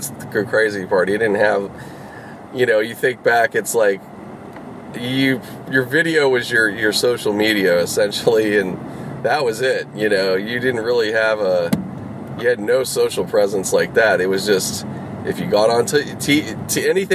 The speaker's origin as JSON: {"language": "English", "town": "Pittsburgh", "region": "Pennsylvania", "country": "United States", "tie": "born or raised there", "said": "I grew up in Pittsburgh"}